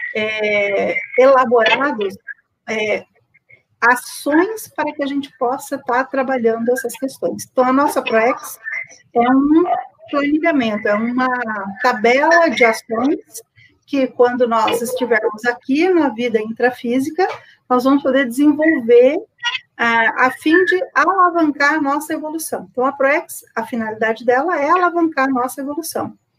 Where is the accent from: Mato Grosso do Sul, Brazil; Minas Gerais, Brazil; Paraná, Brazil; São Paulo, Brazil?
Mato Grosso do Sul, Brazil; Campo Grande; sou de Campo Grande, Mato Grosso do Sul